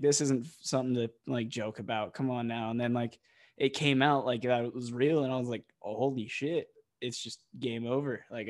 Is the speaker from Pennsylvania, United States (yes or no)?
no; Ohio, United States; because I'm from Ohio and my mom's from Northeast Ohio, like I have some ties to the city of Cleveland